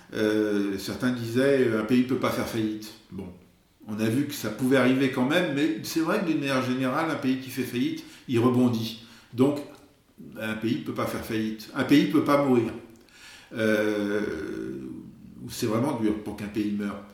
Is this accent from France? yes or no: yes; France; now in Venice, Italy; nous, justement, qui, qui venons de France